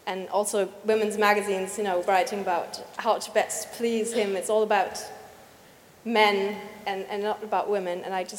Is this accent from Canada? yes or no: no; Germany; English is a second language; from Germany